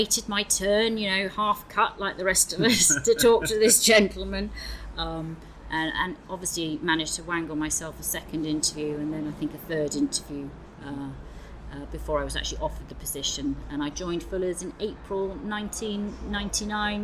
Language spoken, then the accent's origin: English; Bristol, South West England, United Kingdom; also born or lived in London / Edinburgh; came back to my hometown of Bristol